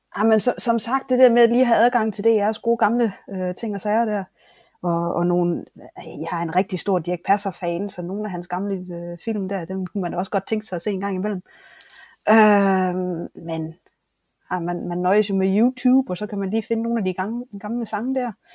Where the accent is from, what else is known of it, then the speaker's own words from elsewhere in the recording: Denmark; moved away as an adult; now in Japan; min egen bedstemor hjemme i Danmark